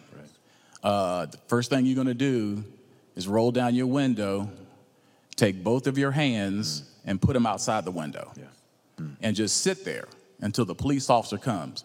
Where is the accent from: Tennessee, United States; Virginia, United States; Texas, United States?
Virginia, United States; Roanoke; also born or lived in Atlanta, Georgia; now in Marietta, United States; I was born in Roanoke, Virginia, but I've been in Atlanta uh, the last 28 years